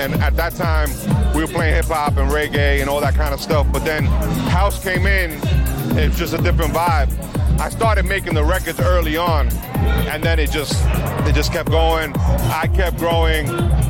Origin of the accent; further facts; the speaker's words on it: New York City, New York, United States; growing up in Sunset Park, Brooklyn was a huge melting pot.